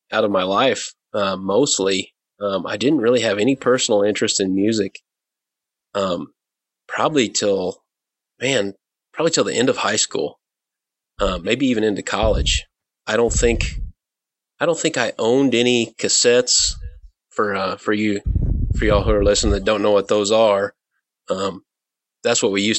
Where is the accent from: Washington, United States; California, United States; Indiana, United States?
Indiana, United States; moved away; I grew up in Indiana